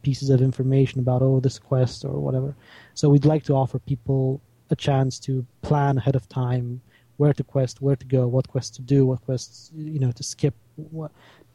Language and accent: English; Romania; I am from Romania